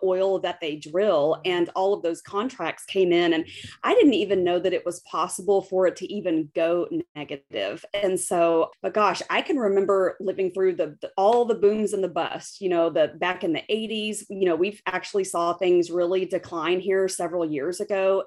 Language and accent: English; West Texas, United States; also born or lived in United Arab Emirates; I'm from West Texas. I grew up in the oil patch.